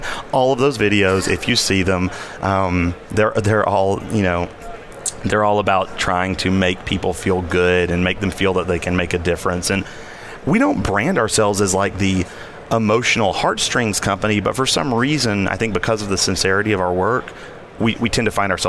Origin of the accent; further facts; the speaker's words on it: the South, United States; I don't know if you can hear that I'm from the South, and like mm-hmm. I can turn it on if I need to.